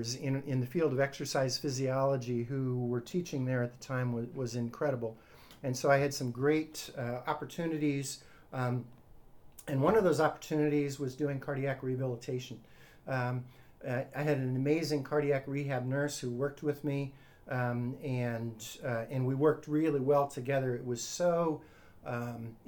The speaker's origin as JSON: {"language": "English", "region": "Arizona", "country": "United States", "tie": "born or raised there", "moved": "yes", "lives_now": "Miami, United States", "said": "I grew up in the deserts in Arizona, halfway between Tucson and San Diego"}